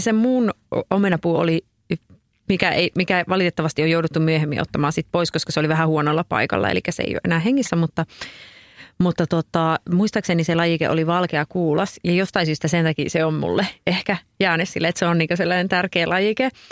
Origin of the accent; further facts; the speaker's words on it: Oulu, North Ostrobothnia, Finland; Oulussakin esimerkiksi, missä, mistä mä oon kotoisin